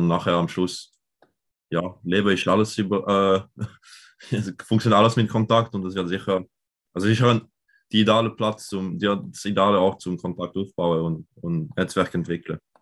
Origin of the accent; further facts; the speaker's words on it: Lausanne, Vaud, Switzerland; ich komme aus Zürich, äh, aber im anderen Teil, im französischen Teil, aus Lausanne